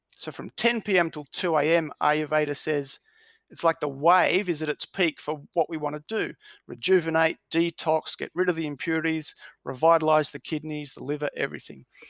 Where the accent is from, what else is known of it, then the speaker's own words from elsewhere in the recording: Melbourne, Victoria, Australia; I was born in Melbourne, grew up in Melbourne